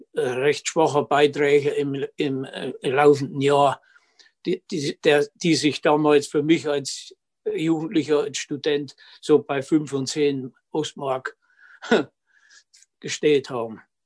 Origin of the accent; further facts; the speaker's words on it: Lauscha, Thuringia, Germany; wohnhaft seit ewig, seit 72 Jahren in Lauschau